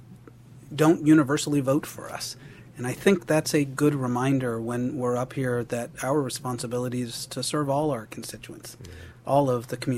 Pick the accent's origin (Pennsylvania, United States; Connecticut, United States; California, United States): California, United States; Fresno; also born or lived in Delano, California; moved to Fresno when I was a young boy and went to public schools there.